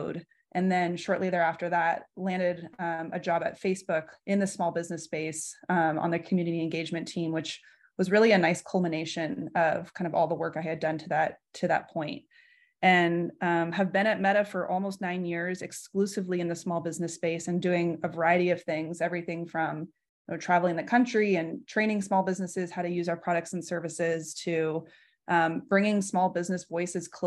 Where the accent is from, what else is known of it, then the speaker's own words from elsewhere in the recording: San Francisco, California, United States; also born or lived in Los Angeles, United States; So I'm from San Francisco. I actually still reside here today